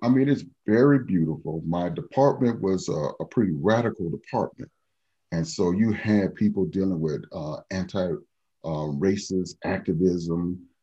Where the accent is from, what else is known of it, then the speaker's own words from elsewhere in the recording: Chicago, Illinois, United States; moved away as an adult; now in Salt Lake City, United States; I'm, I'm from Chicago.